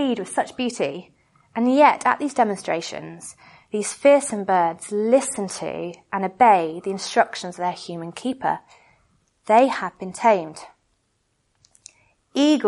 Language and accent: English; United Kingdom; we're British